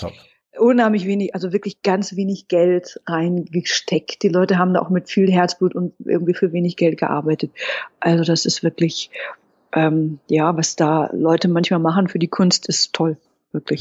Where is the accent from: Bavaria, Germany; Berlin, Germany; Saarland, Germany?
Berlin, Germany; als Berliner